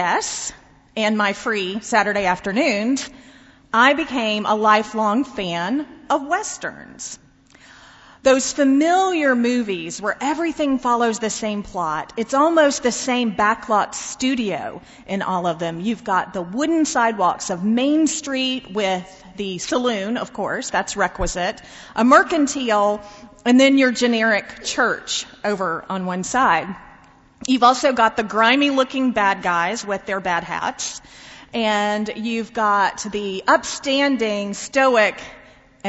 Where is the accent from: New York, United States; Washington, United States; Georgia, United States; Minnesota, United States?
Georgia, United States; outside Atlanta; As a kid growing up outside Atlanta in the 1980s